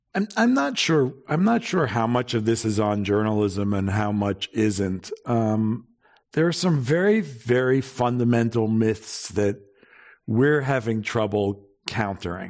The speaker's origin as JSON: {"language": "English", "region": "New York", "country": "United States", "said": "I'm from New York"}